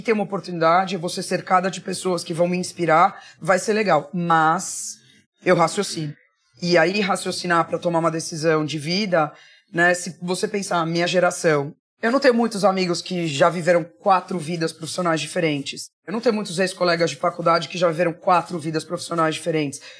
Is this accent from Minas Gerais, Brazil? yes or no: yes; Barbacena, Minas Gerais, Brazil; moved away; also born or lived in United States / Spain / England / São Paulo; quando eu era criança pequena lá em Barbacena